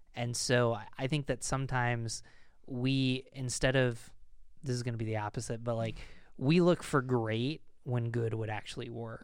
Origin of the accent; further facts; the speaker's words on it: United States; also born or lived in Pennsylvania / Rochester; I'm an American